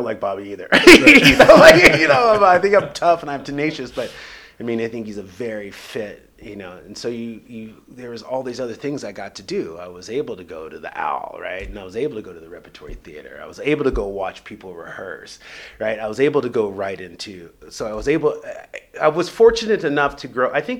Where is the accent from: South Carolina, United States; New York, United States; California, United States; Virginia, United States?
California, United States; Los Angeles; moved away; I'm more of an LA guy, just because I probably did grow up there